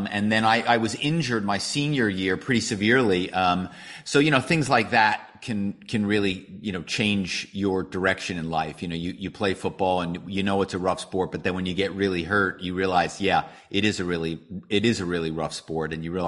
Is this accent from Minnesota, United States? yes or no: no; Philadelphia, Pennsylvania, United States; My hometown is Philadelphia